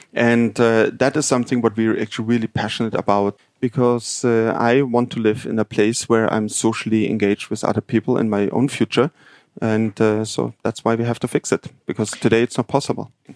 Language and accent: English; Munich, Bavaria, Germany; moved away; I'm actually from Munich